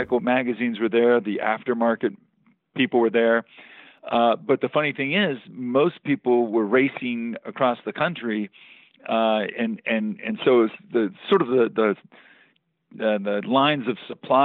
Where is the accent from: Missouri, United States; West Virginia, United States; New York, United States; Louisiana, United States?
West Virginia, United States; growing up in West Virginia and traveling all over the East Coast